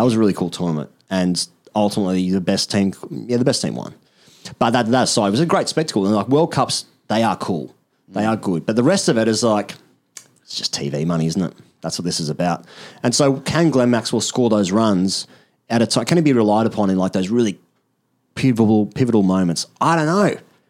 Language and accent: English; Australia; Because I'm Australian